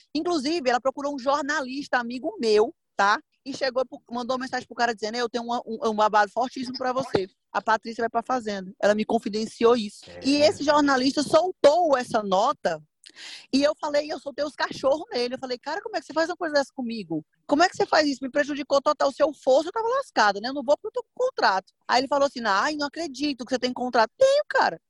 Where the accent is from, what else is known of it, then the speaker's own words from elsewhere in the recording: Northeast Region, Brazil; Acho que é coisa de nordestino, né? A gente é meio desbocado, fala o que pensa, é, é animado